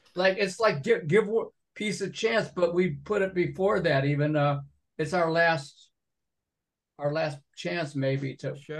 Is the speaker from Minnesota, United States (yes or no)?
no; Binghamton, New York, United States; moved away; also born or lived in Endicott, New York; I was born in Endicott because they didn't have room in the Binghamton Hospital, but I was living in Binghamton.